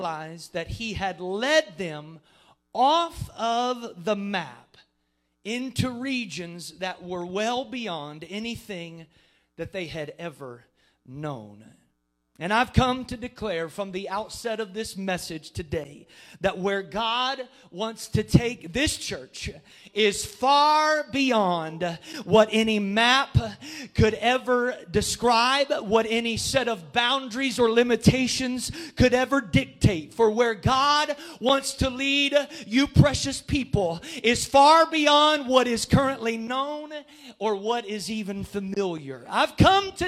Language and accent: English; Jackson County, Southeast Ohio, United States; accent: Southern Ohio; moved away as an adult; also born or lived in Columbus, Ohio; now in Licking County, United States; I'm from Southeast Ohio.